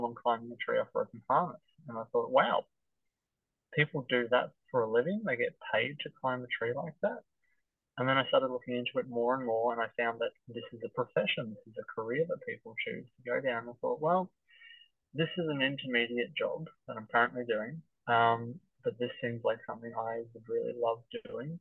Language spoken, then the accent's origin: English; Hoppers Crossing, Victoria, Australia; I grew up in Hoppers Crossing out in the west where there are very few trees.